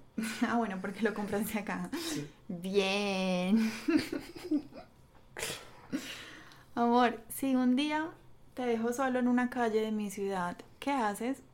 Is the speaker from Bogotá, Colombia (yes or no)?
no; Paisa, Antioquia, Colombia; yo soy súper regionalista, paisa, a morir